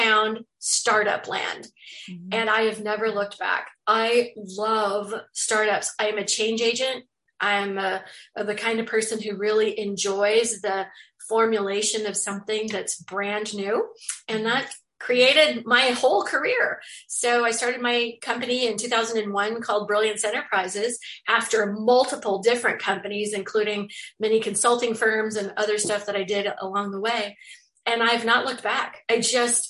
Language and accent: English; Bremerton, Washington, United States; also born or lived in Sacramento, California; moved to Bremerton, Washington, where I grew up for my entire life, 52 years